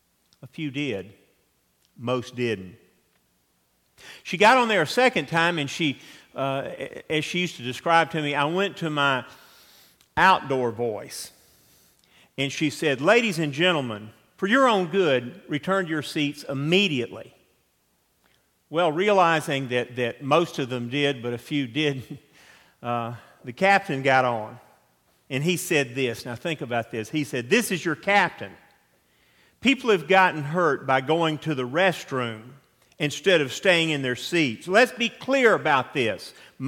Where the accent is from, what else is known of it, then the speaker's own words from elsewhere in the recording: Atlanta, Georgia, United States; I grew up in South Atlanta, and our nearest neighbors were the original Chick-fil-A, the Dwarf House, and the Delta Hangar